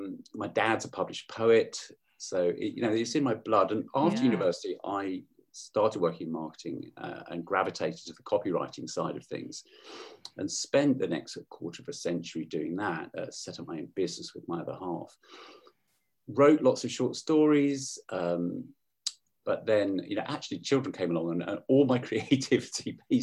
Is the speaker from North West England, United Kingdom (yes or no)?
no; Hemel Hempstead, East of England, United Kingdom; moved away as an adult; now in Salisbury, United Kingdom; I grew up in Hemel Hempstead